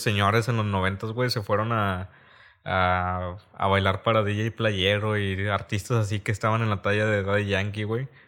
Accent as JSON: {"language": "Spanish", "town": "Reynosa", "region": "Tamaulipas", "country": "Mexico"}